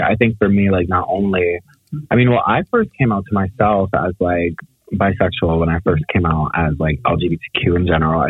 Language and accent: English; Baltimore, Maryland, United States; I'm from Baltimore